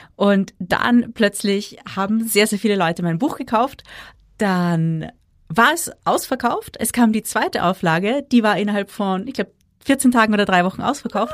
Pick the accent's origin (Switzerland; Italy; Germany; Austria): Austria; bei uns in Österreich